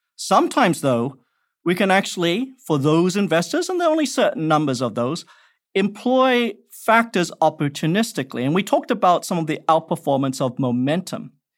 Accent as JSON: {"language": "English", "town": "Perth", "region": "Western Australia", "country": "Australia", "tie": "born or raised there", "also_born_or_lived": "Malaysia", "moved": "yes", "said": "I grew up in Australia"}